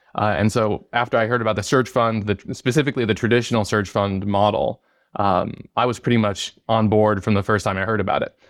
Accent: Arizona, United States; also born or lived in New York City / Detroit, Michigan; I grew up here in Arizona

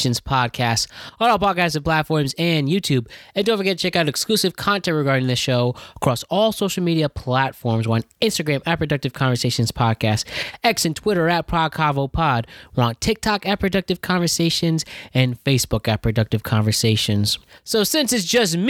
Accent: Connecticut, United States; growing up in Connecticut

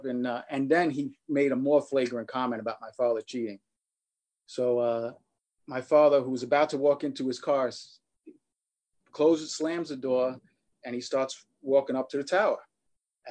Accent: New York City, New York, United States; growing up in Queens was pretty cool

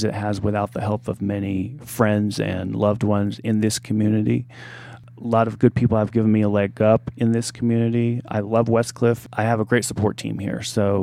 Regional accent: Mount Vernon, Illinois, United States; moved away; my hometown, Mount Vernon, Illinois

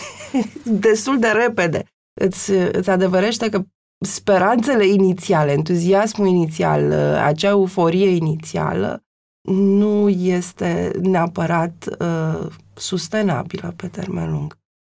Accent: Transylvania, Romania; sunt și ardeleancă

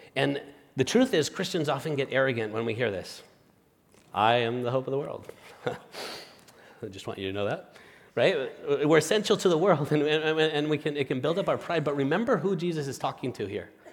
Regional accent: Spain; moved away as an adult; now in United States; my wife, Marta, and I are originally from Spain

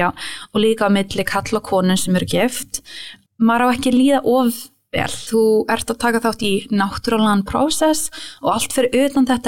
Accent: New York, United States; Svo þú veist, ég ólst upp um mitt

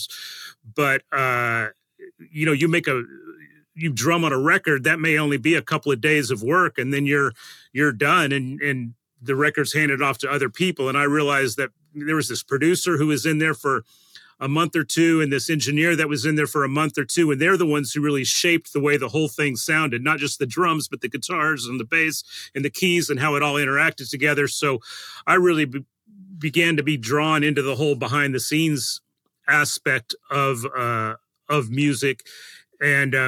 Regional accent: Colorado, United States; moved away as an adult; now in Nashville, United States; I grew up in Colorado and was a drummer

